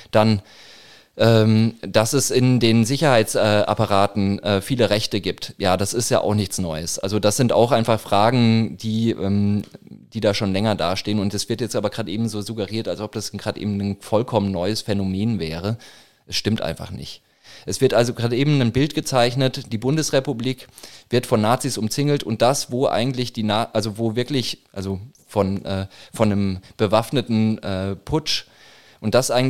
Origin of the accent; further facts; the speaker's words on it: Würzburg, Bavaria, Germany; Ich komme aus Würzburg, ähm, im Norden von, also Norden von Bayern, Franken.